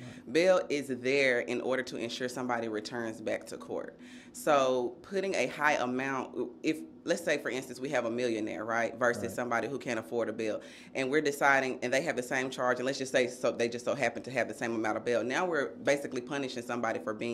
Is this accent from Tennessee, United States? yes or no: yes; Nashville, Tennessee, United States; I'm a Nashville native. I grew up right here in East Nashville